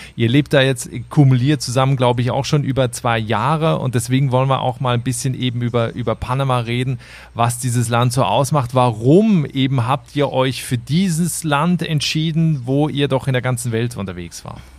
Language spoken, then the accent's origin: German; Switzerland; in meine Heimat, die Schweiz